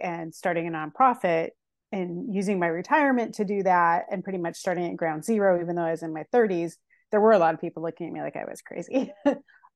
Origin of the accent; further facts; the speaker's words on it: Seattle, Washington, United States; also born or lived in Santa Cruz, California / Boise, Idaho / Kauai, Hawaii; now in Portland, United States; I was born in Portland, raised in Seattle, lived in near Santa Cruz, and then I lived in Idaho, and then I moved over to Kauai.